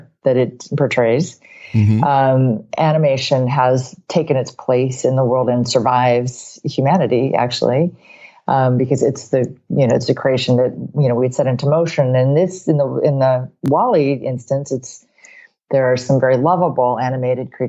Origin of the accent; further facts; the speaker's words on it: Hawaii, United States; I'm from Hawaii